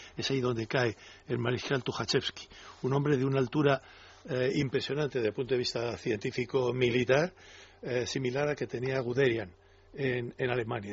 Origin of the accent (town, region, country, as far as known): Spain